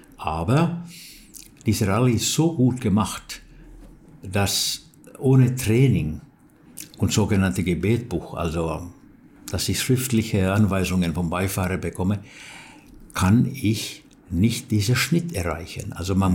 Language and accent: German; Turku, Southwest Finland, Finland; German is a second language; in Turku, wo ich wohnte und wo ich geboren bin